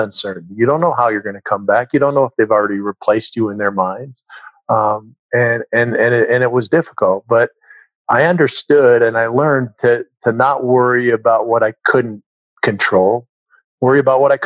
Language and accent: English; Minnesota, United States; moved away as an adult; I grew up in Minnesota